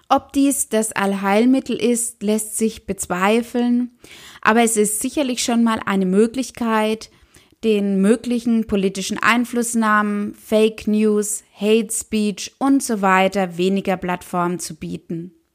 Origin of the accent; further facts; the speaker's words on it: Germany; bei uns in Deutschland